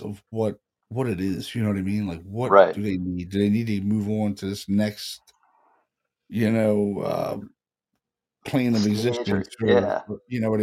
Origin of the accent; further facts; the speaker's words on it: Baltimore, Maryland, United States; We grew up together in Baltimore